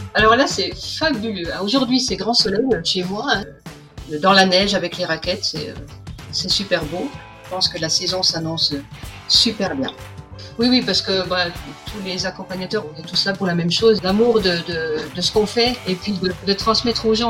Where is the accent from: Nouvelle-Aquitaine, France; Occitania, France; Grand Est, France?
Grand Est, France; Vosges; moved away as an adult; also born or lived in Chamonix; now in Sallanches, France; je suis originaire originaire des Vosges et on est arrivé sur Chamonix avec mon mari